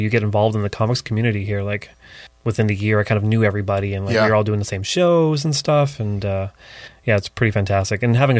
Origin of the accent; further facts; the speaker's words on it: Barrie, Ontario, Canada; now in Toronto, Canada; I mean, when I moved to Toronto, it was like 13, 14 years ago now.